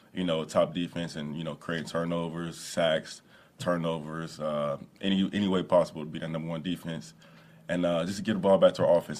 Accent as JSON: {"language": "English", "town": "Cincinnati", "region": "Ohio", "country": "United States", "said": "I'm from Cincinnati"}